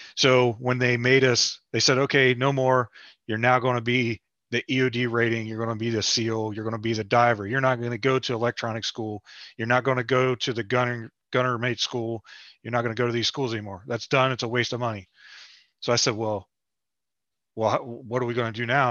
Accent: West Virginia, United States; I'm from West Virginia.

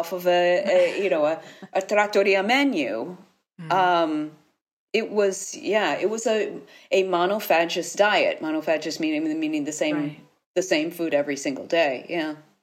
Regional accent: United States; moved away as an adult; now in Italy; I've lived here for 30 years, but I am American. My life is in Italy

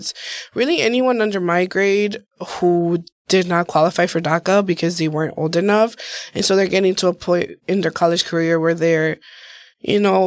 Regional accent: Milwaukee, Wisconsin, United States; also born or lived in Guadalajara, Jalisco, Mexico; I've grown up in Milwaukee, pretty much lived here my entire life, but I was born in Mexico. I was born in Guadalajara, Jalisco, and I came over here just under the age of two.

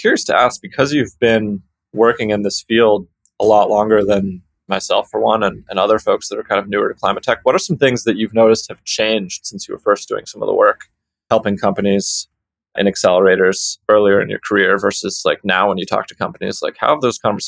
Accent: California, United States; my home state in California

